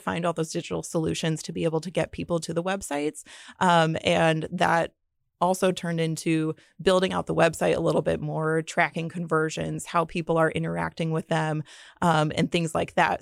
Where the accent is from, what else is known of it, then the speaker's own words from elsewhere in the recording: Fort Wayne, Indiana, United States; also born or lived in Muncie, Indiana; I grew up in Fort Wayne, Indiana.